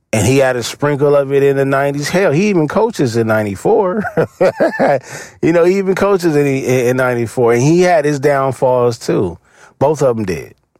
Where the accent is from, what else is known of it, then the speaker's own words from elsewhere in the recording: Los Angeles, California, United States; I'm from the East Side, so Green Meadows was one of the parks that I used to go hoop at a lot